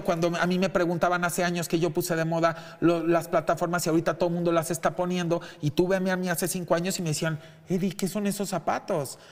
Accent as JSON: {"language": "Spanish", "country": "Mexico", "said": "lo digo como mexicano"}